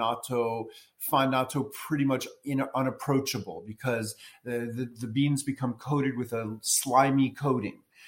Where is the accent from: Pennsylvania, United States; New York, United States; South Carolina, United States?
New York, United States; New York City; moved away as an adult; also born or lived in rural Tennessee; now in Tennessee, United States; I moved from New York City, where I was born and grew up, to rural Tennessee